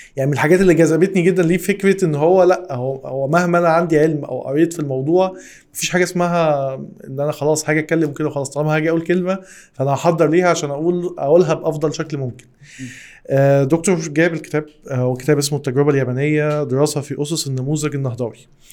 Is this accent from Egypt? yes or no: yes; Egypt; احنا ليه كمصر